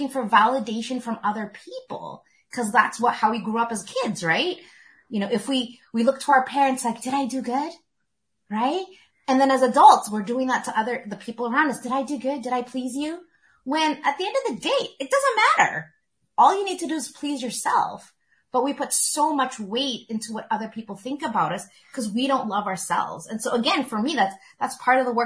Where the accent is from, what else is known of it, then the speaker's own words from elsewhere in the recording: Canada; I was born in Canada